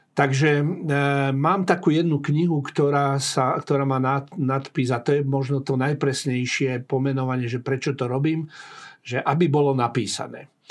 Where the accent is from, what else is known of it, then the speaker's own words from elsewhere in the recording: Prievidza, Trenčín Region, Slovakia; moved away; also born or lived in Bratislava; Horná Nitra je môj rodný kraj